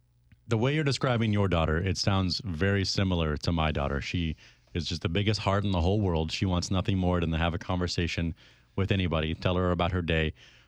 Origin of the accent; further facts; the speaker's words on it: Florida, United States; moved away; I'm from Florida, so toboggan, I thought you were mispronouncing tobacco.